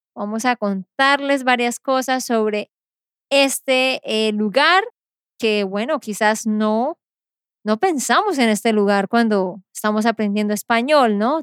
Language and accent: Spanish; Santander, Colombia; de Santander, Colombia